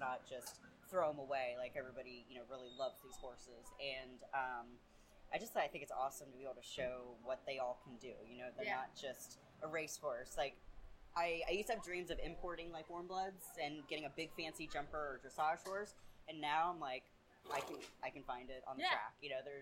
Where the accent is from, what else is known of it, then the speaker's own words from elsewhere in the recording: Cincinnati, Ohio, United States; we're from Cincinnati